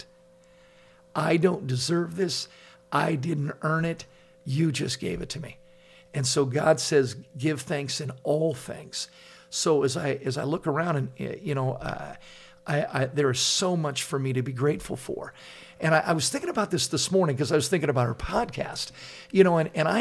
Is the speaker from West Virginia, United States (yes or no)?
no; Laguna Beach, California, United States; I grew up in Laguna Beach, and there's guys in my high school that are driving in with Porsches, BMWs